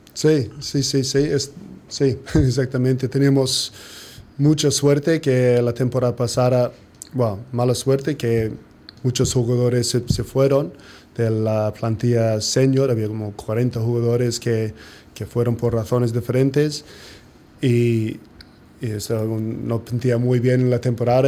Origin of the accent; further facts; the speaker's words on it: New Zealand; Spanish is a second language; moved away as an adult; now in Sitges, Spain; somos población de 10% de país de Nueva Zelanda